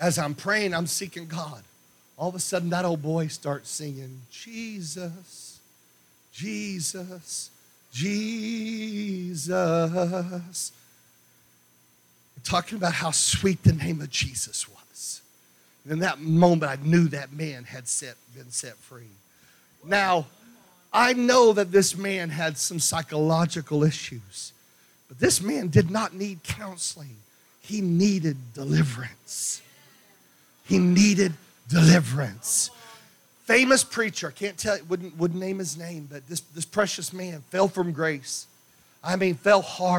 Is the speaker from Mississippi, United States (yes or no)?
yes; Meridian, Mississippi, United States; when I was a kid, I grew up in Meridian, Mississippi